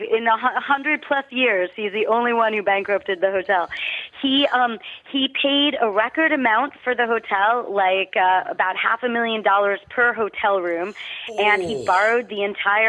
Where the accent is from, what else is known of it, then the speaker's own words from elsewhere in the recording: New York City, New York, United States; I grew up in New York City, so not so far from the Plaza